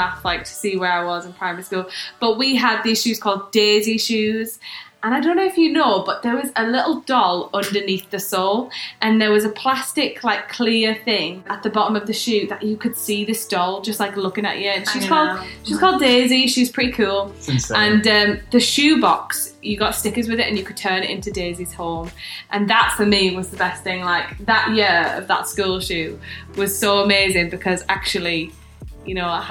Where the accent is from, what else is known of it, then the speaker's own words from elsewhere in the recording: the Northeast, North East England, United Kingdom; growing up in the Northeast